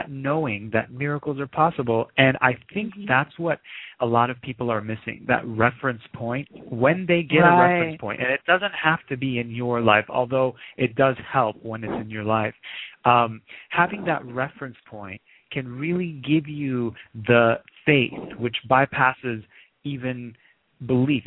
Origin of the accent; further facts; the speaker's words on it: Lebanon; moved away; I was born in the Middle East. I grew up in Lebanon during the Civil War.